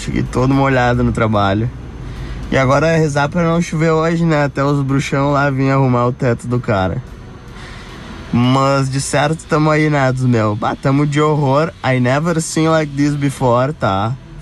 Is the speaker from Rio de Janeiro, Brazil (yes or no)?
no; Gaúcho, Rio Grande do Sul, Brazil; eu sou gaudério